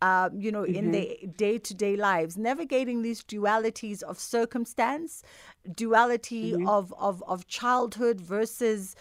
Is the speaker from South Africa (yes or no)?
yes; South Africa; as South African women